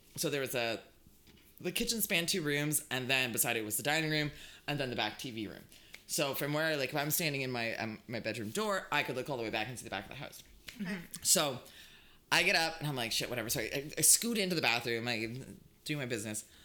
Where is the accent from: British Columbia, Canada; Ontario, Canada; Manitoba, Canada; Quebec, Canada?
Ontario, Canada; Hamilton; Growing up in Hamilton